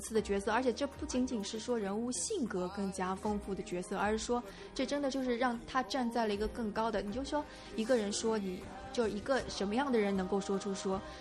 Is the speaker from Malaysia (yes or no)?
no; China; 包括我们是中国人